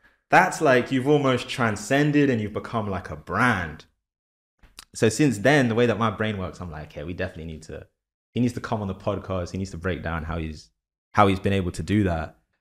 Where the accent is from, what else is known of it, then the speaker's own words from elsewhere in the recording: London, United Kingdom; moved away as an adult; now in New York, United States; I'm from London originally.